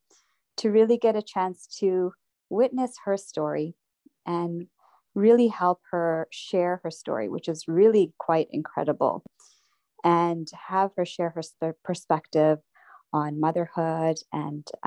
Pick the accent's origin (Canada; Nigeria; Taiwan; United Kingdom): Canada; growing up in Canada